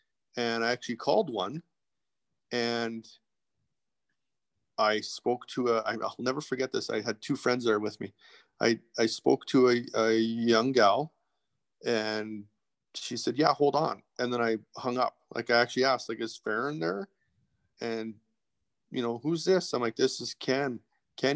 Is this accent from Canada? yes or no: yes; Edmonton, Alberta, Canada; originally I'm from Edmonton, born and raised in Edmonton